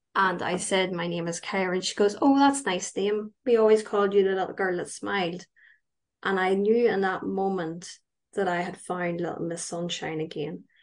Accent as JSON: {"language": "English", "area": "County Tyrone", "region": "Northern Ireland", "country": "United Kingdom", "said": "I am from County Tyrone, so I'm up the north."}